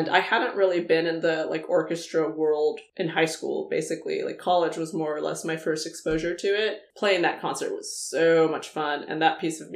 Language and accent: English; Indio, California, United States; also born or lived in Colorado Springs, Colorado; now in San Francisco, United States; I grew up in the Palm Springs area. The town is called Indio